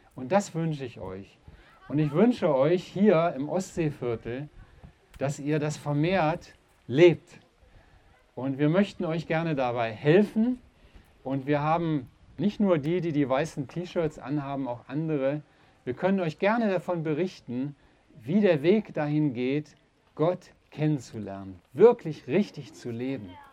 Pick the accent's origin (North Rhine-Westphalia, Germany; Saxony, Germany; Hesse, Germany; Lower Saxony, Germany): North Rhine-Westphalia, Germany; Uerdingen; ich selber bin aus dem Rheinland, aus einer kleinen Stadt Uerdingen am Rhein